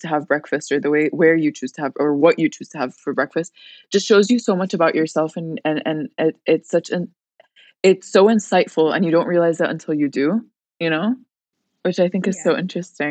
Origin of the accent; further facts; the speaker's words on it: Al Ain, Abu Dhabi, United Arab Emirates; I'm from Al Ain as well